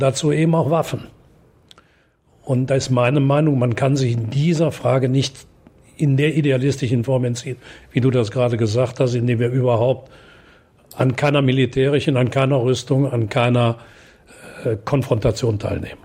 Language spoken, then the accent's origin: German; German-Belgian-Dutch border area, North Rhine-Westphalia, Germany; Wenn du bei uns spazieren gehst, weißt du nicht, ob du in Deutschland, Belgien oder Holland bist